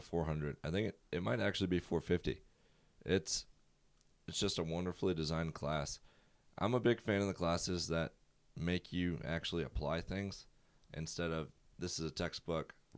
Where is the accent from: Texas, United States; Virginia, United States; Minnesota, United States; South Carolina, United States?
Virginia, United States; Prince George; I'm from Prince George, Virginia. It's a small town, about forty-five minutes south of Richmond.